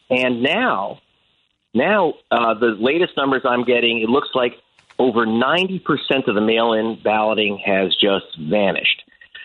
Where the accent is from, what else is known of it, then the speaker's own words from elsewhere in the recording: Los Angeles, California, United States; Not my senator. I'm from Hollywood.